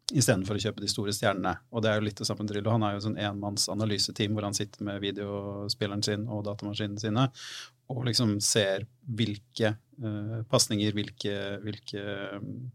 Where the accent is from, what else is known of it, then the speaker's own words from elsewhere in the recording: Fredrikstad, Østfold, Norway; Norge, så er jeg fra Fredrikstad.